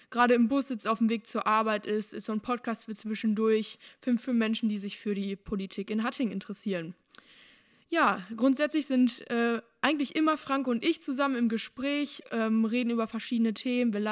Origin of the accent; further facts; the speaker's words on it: North Rhine-Westphalia, Germany; ich komme aus Winsbark, bin aktuell noch Schülerin am Gymnasium Holthausen, bin 16 Jahre alt